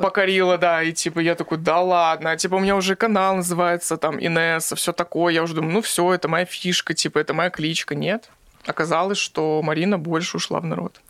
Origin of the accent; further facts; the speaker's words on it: Magnitogorsk, Chelyabinsk Oblast, Russia; Я из Магнитогорска